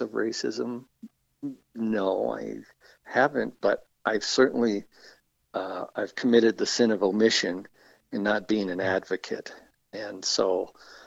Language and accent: English; the South, United States; moved away as an adult; now in Calgary, Canada; I grew up in the States